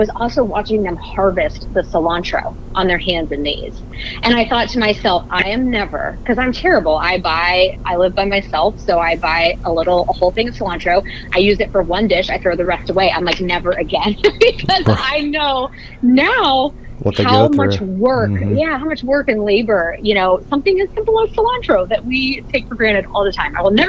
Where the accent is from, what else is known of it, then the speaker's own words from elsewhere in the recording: Kansas, United States; I grew up in Kansas. My grandparents run a large cow-calf operation in the Flint Hills, which they're still running with my uncle and my family.